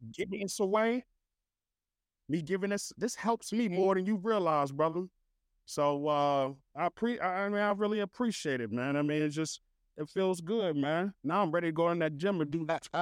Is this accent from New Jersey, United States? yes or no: yes; New Jersey, United States; moved away; I'm from Jersey